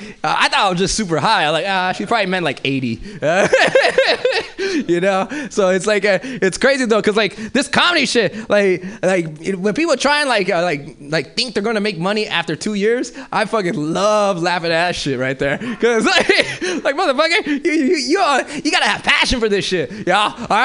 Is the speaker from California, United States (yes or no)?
yes; Los Angeles, California, United States; moved away; I'm originally from South Central